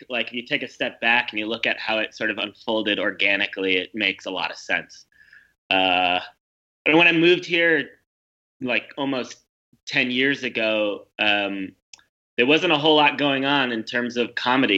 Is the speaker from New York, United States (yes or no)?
yes; New York, United States; moved away as an adult; also born or lived in Ankara, Turkey; now in Berlin, Germany; I grew up in New York